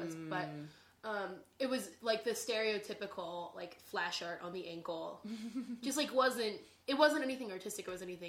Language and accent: English; outside of Annapolis, Maryland, United States; When I was growing up, I grew up in Maryland